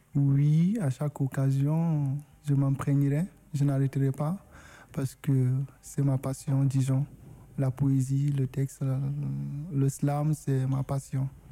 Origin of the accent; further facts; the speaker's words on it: Guinea; first language Susu; French is a second language; moved away as an adult; now in France; Je suis originaire de la Guinée, arrivé en France